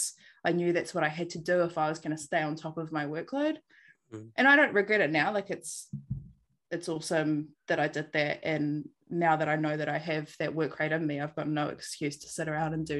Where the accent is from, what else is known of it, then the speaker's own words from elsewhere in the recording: Christchurch, Canterbury, New Zealand; moved away as an adult; also born or lived in Auckland; now in Hawke's Bay, New Zealand; I grew up in Christchurch and lived in the same house with my mum and dad the whole time that I was there.